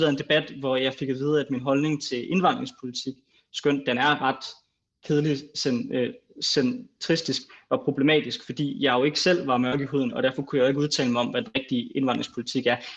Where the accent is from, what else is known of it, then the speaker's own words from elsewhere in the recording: Greenland; jeg er grønlænder